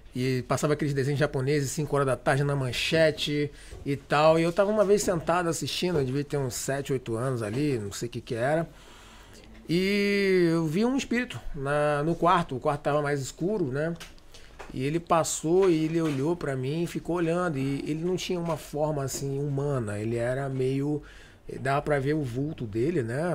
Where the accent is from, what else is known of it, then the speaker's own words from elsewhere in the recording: Rio de Janeiro, Brazil; sou carioca